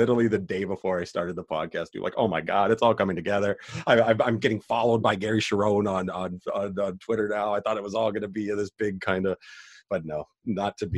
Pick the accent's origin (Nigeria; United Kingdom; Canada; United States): Canada; Calgary, Alberta; growing up in Calgary